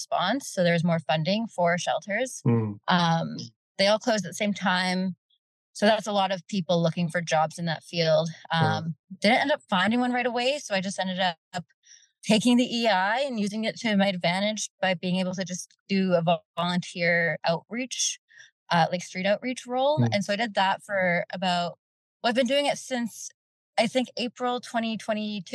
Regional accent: Fort McMurray, Alberta, Canada; now in Edmonton, Canada; We grew up in Fort McMurray

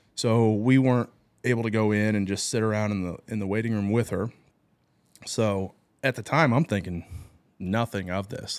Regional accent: Troy, Illinois, United States; also born or lived in Glen Carbon, Illinois; I'm from Troy, went to Triad, grew up around here.

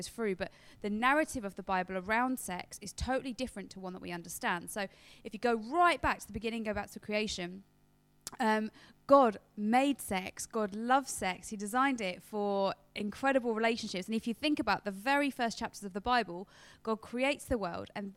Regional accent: United Kingdom; we're British

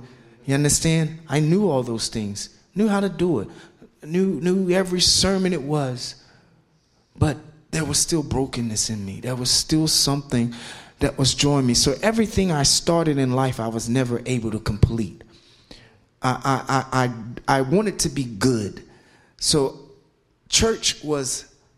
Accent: Philadelphia, Pennsylvania, United States; also born or lived in South Carolina; I'm 51 years old, and I'm from Philadelphia, Pennsylvania

